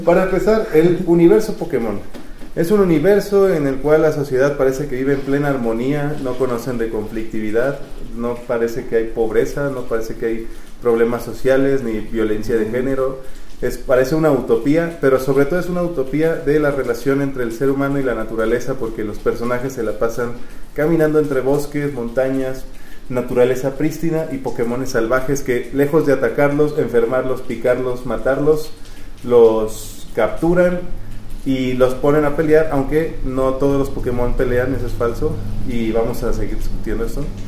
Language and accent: Spanish; Mexico; crecimos jugando tazos en México